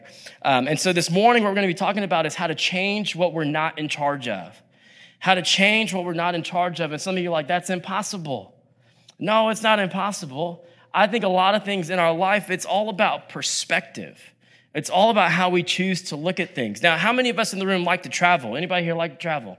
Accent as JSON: {"language": "English", "town": "Atlanta", "region": "Georgia", "country": "United States", "tie": "born or raised there", "also_born_or_lived": "South Korea / Oakland, California / South Florida / New York City", "moved": "as an adult", "lives_now": "California, United States", "said": "I grew up in Atlanta. Spent most of my life in Atlanta"}